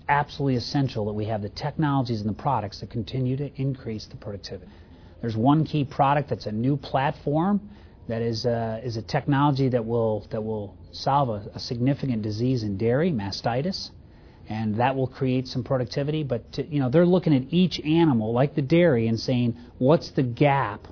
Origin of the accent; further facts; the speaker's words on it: Indiana, United States; also born or lived in a U.S. farm in the Northeast; I'm from Indiana